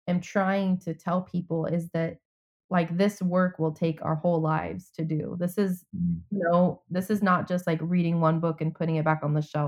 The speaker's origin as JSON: {"language": "English", "country": "United States", "lives_now": "Atlanta, United States"}